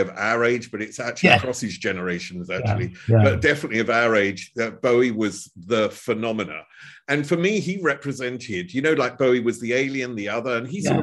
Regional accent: Chelmsford, East of England, United Kingdom; I'm from Chelmsford, which is northeast of London

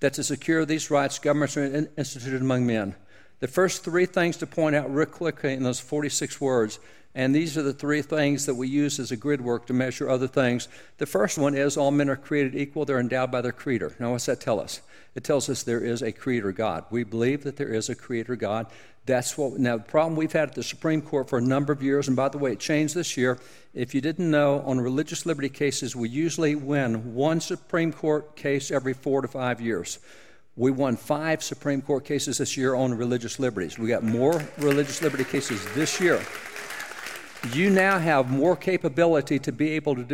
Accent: Texas, United States; I'm a cowboy from Texas.

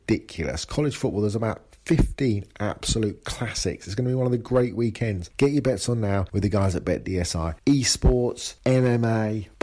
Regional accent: England, United Kingdom; I'm English.

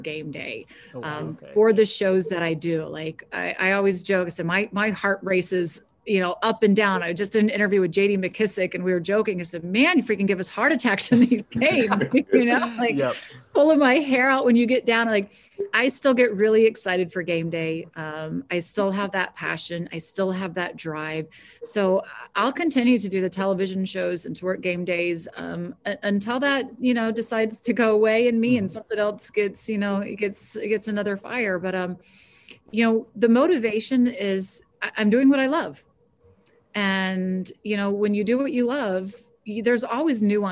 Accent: Jacksonville, Florida, United States; moved away; I grew up in Florida

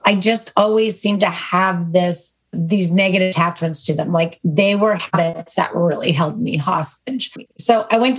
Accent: Southern California, United States; Born and raised in California, in Southern California.

